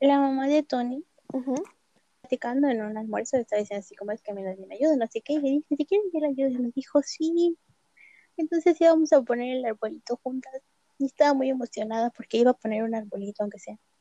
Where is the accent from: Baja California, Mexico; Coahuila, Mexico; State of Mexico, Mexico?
State of Mexico, Mexico; yo crecí en el Estado de México, literal, en un pueblito en las faldas del cerro